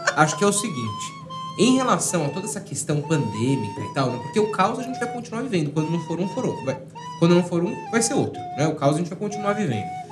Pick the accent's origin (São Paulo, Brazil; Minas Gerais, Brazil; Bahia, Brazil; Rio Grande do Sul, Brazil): São Paulo, Brazil; Eu sou aqui de São Paulo